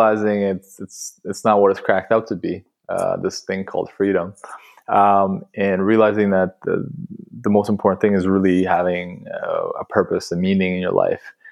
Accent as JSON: {"language": "English", "country": "Russia", "tie": "born or raised there", "also_born_or_lived": "Canada", "moved": "yes", "lives_now": "London, United Kingdom", "said": "growing up in Russia, in a small town, close to Siberia, so wow. Kazakhstan, like literally in the middle of nowhere."}